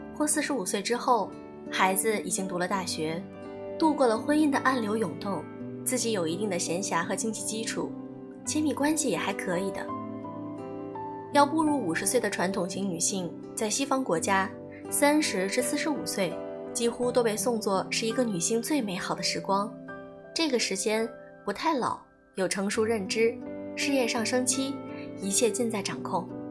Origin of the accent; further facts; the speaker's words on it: China; moved away as an adult; also born or lived in Beijing, Shanghai or Guangzhou; 我自己是一个小城女孩儿，在省会上大学，北上广工作